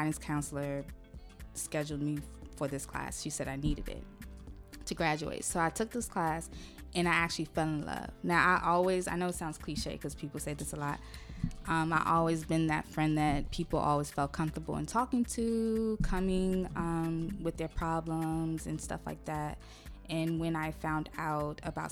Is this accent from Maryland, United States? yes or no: yes; Laurel, Maryland, United States; also born or lived in Brooklyn, New York; I was born in New York, Brooklyn, New York. Grew up in the DMV area, specifically Laurel.